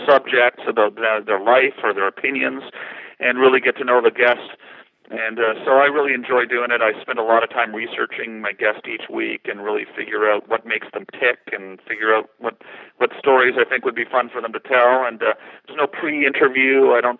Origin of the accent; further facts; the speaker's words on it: Canada; being Canadian